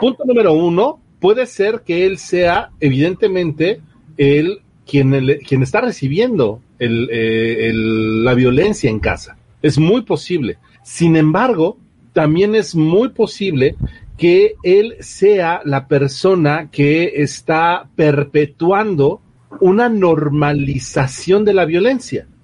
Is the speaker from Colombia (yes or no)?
no; Mexico; como buenos mexicanos